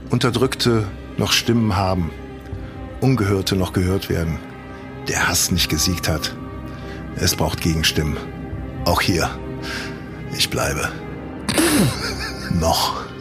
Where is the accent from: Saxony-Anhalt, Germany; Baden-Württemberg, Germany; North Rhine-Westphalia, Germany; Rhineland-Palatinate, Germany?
North Rhine-Westphalia, Germany; Cologne; Also komm, ich, ich komme aus Ehrenfeld.